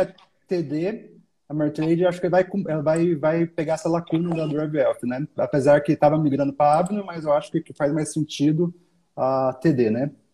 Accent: Brazil; como brasileiro

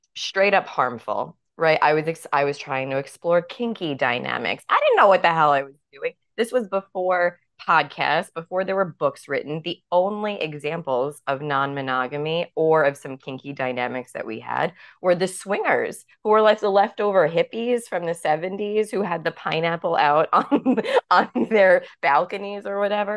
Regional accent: New York City, New York, United States; growing up in New York City

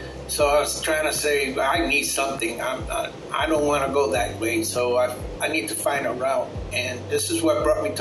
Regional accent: New York City, New York, United States; moved away; also born or lived in Florida / Puerto Rico (parents); I was born in 1959 in Brooklyn, New York. And yes, I'm a baby boomer. Yeah, there's all of us in Brooklyn. Well, later on down the years, I was raised in New York City

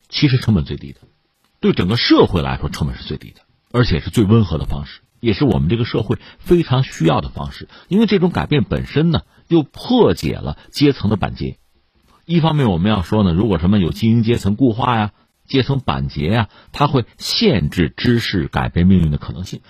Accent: China; 就是我们中国人从历史上看就是这样，对读书是有一种特殊的感情，有一种特殊的期待。

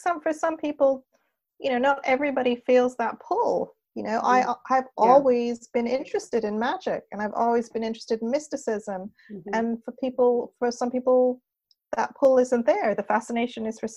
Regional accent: Montreal, Quebec, Canada; also born or lived in Wimbledon, London, United Kingdom / Laurentian Mountains, Quebec; I was born in Britain, raised in Canada.

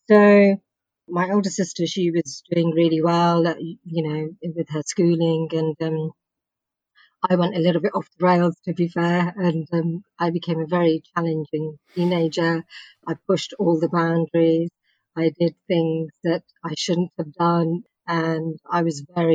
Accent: Bedford, East of England, United Kingdom; I was born in Bedford, in Bedfordshire

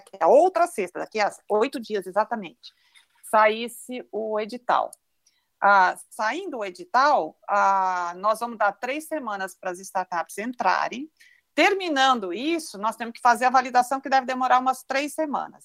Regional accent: Brazil; nós, como brasileiros

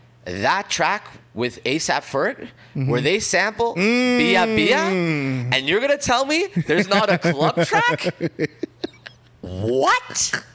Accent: Canada; Because I am Canadian

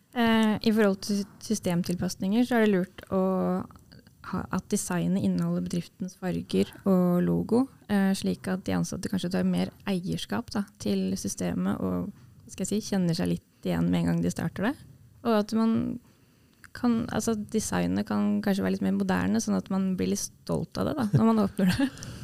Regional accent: Sarpsborg, Østfold, Norway; jeg er fra Sarpsborg

